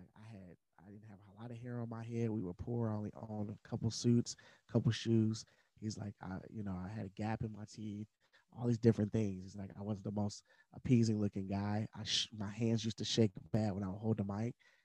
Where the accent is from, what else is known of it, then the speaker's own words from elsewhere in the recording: Madisonville, United States; I didn't come from the West Hills of West Virginia, but I grew up in Madisonville.